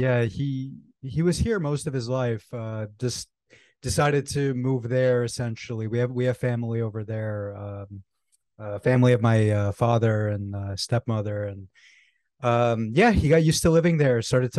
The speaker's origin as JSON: {"language": "English", "region": "New York", "country": "United States", "tie": "born or raised there", "said": "My brother, who I grew up with here in New York."}